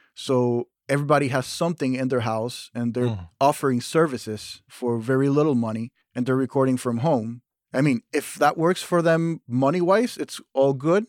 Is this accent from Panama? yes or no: yes; Panama; moved away as an adult; now in Fairport, United States; I grew up in Panama, in Central America